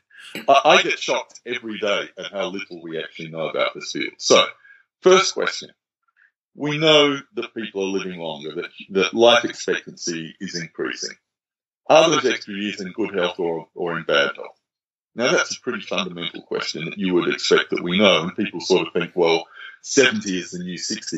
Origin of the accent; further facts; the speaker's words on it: Australia; in Australia, and let me talk as an Australian